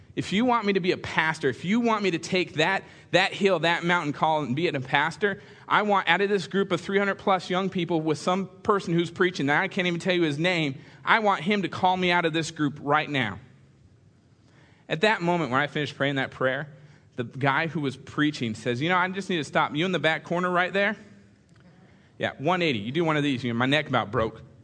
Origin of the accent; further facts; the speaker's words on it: California, United States; moved away; I grew up in the same church out in California